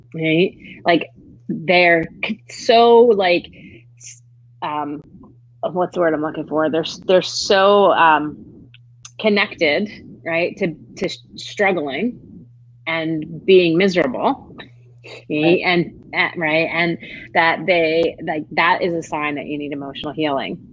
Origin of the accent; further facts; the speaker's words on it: Northeast, United States; now in Charlotte, United States; I grew up in the Northeast